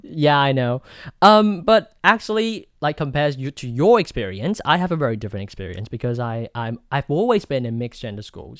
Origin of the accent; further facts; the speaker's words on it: Taoyuan, Taiwan; the best high school in my hometown, Taoyuan